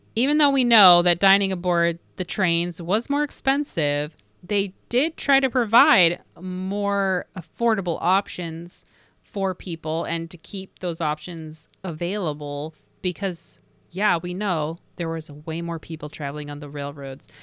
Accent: Indiana, United States; from Indiana, my home state

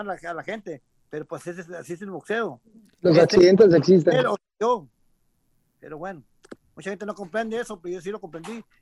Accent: Mexico; soy mexicano, pues, de alto, mexicano me gusta el boxeo

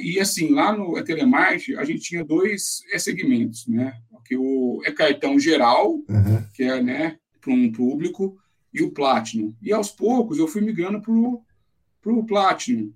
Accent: São José do Rio Pardo, São Paulo, Brazil; moved away as an adult; now in São Paulo, Brazil; Eu sou de São José do Rio Pardo, Caramba. interior de São Paulo. Uhum. É, nasci lá, vim para São Paulo

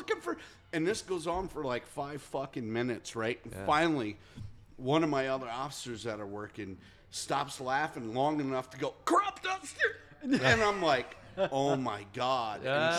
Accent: Pennsylvania, United States; so I'm from Pennsylvania, moved out here.

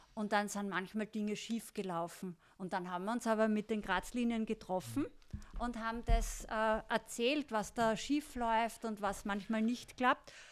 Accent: Styria, Austria; wir kommen aus Graz, Volzberg gell? und Wies, aus der Steiermark

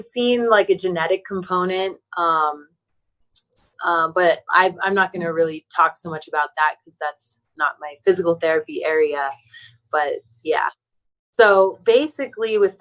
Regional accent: Maryland, United States; I'm from Maryland.

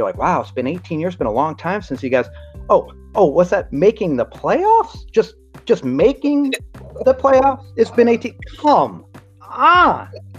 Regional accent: Chippewa Lake, Ohio, United States; moved away as an adult; also born or lived in Cleveland, Ohio / Akron, Ohio; now in North Carolina, United States; I went to the University of Akron, but I'm from Northeast Ohio. Born in Cleveland, moved to Chippewa Lake, went to Cloverleaf, the Leaf, Medina County, went to Akron, lived in Akron for a while, worked at a private school in Akron, and then moved down south

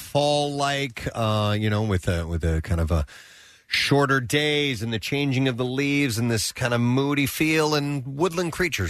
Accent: St. Louis, Missouri, United States; born or raised there; also born or lived in Tennessee; now in Philadelphia, United States

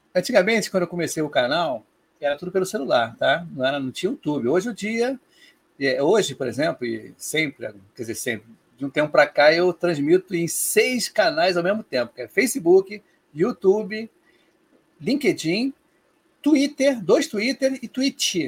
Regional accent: Rio de Janeiro, Brazil

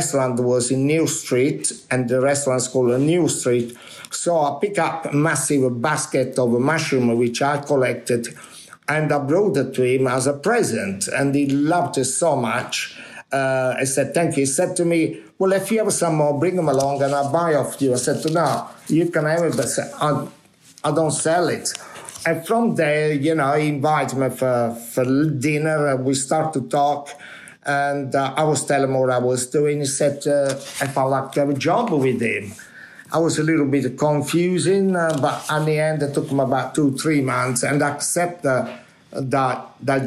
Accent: Minori, Campania, Italy; English is a second language; moved away as an adult; now in London, United Kingdom; When I was in my hometown in Minori

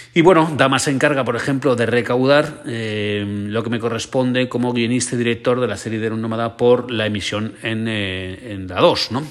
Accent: Alicante, Valencian Community, Spain; un vinazo de mi tierra, es un vinazo alicantino

